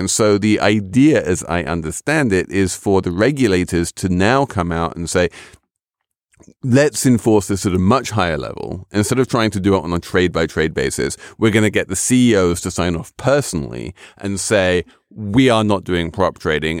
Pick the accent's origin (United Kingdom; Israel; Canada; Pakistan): United Kingdom; England; as a Brit